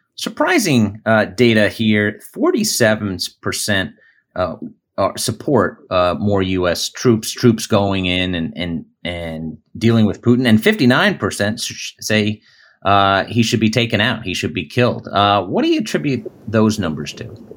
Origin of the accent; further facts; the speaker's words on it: Virginia, United States; in Virginia, in my home state